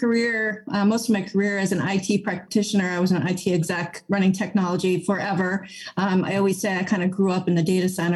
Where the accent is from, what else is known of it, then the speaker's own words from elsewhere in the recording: Summit, New Jersey, United States; I grew up in Summit, New Jersey